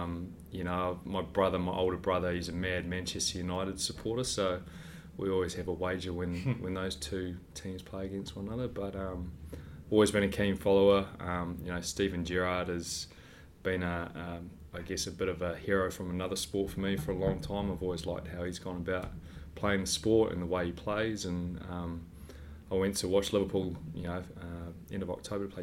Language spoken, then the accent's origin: English; New Zealand; moved away; Growing up in New Zealand